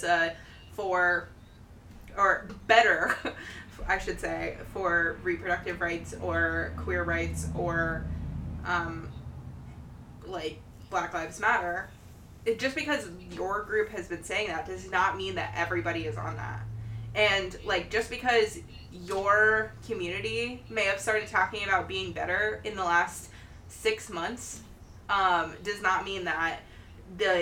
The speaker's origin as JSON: {"language": "English", "region": "Ohio", "country": "United States", "said": "my hometown"}